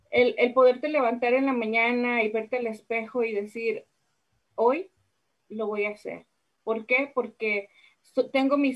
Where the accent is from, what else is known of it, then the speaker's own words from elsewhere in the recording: Mexico; now in United States; toda mexicana que soy